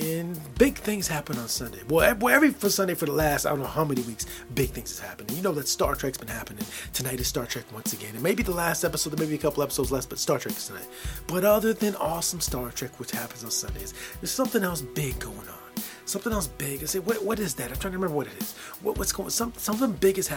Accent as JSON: {"language": "English", "country": "United States", "tie": "born or raised there", "lives_now": "Michigan, United States", "said": "Growing up in the United States of America as a small child, in my small neighborhood"}